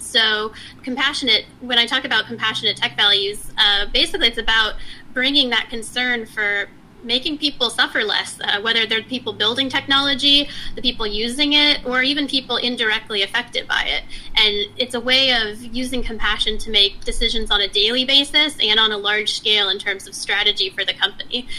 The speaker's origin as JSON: {"language": "English", "region": "Texas", "country": "United States", "tie": "born or raised there", "also_born_or_lived": "Palo Alto, California / Bay Area, California", "moved": "as an adult", "lives_now": "San Diego, United States", "said": "we moved to Texas. So I grew up most of my life, most of my early life in Texas"}